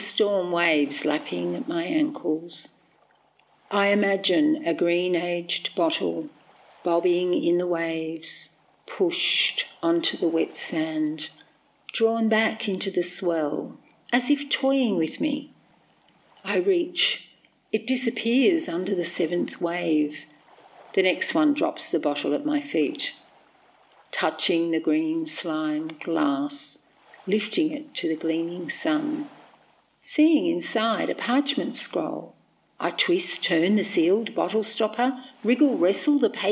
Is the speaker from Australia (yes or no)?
yes; Cabramatta, New South Wales, Australia; moved away as an adult; now in Illawarra, Australia; I grew up in Cabramatta, 50 kilometres west of here